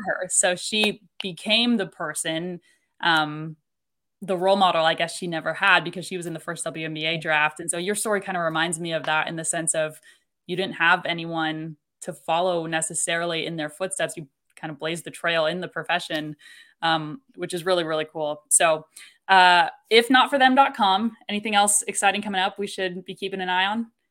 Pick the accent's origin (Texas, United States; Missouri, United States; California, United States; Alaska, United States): Missouri, United States; Kansas City; growing up in Kansas City, we didn't have a women's professional sports For team.